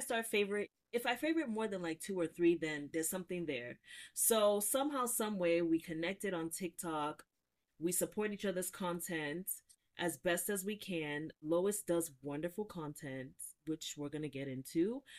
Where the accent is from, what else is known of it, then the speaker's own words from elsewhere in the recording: Nigeria; as a Nigerian content creator, if you only make Nigerian food, that's wrong, right?